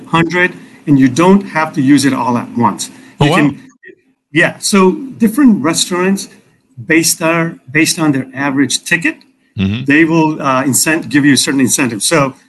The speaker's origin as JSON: {"language": "English", "town": "Chicago", "region": "Illinois", "country": "United States", "tie": "born or raised there", "said": "I grew up in Chicago"}